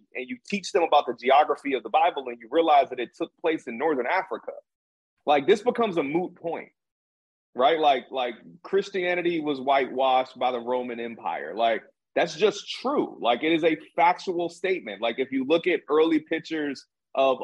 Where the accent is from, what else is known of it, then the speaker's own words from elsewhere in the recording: Jamaica; also born or lived in Denver; I'm Jamaican